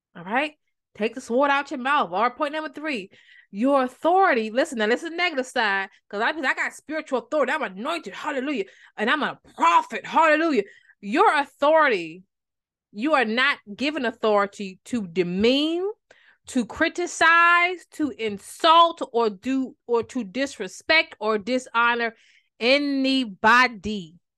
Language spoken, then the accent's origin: English; Maryland, United States; I'm from Maryland